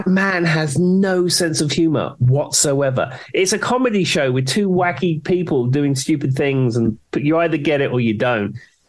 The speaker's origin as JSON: {"language": "English", "region": "England", "country": "United Kingdom", "tie": "born or raised there", "moved": "as an adult", "lives_now": "United States", "said": "growing up in England, zero exposure to country music."}